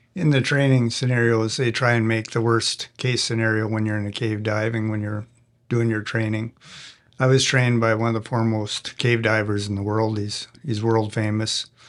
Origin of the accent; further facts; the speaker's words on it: Canada; I'm a Canadian